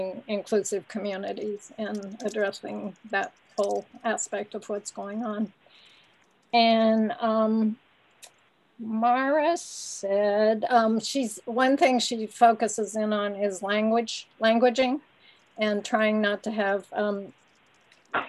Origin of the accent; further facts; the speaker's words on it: the Bay Area, California, United States; I'm from the Bay Area.